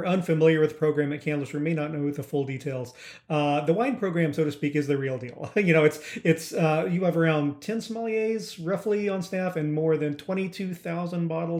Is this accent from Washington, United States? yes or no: yes; Seattle, Washington, United States; right here in my hometown of Seattle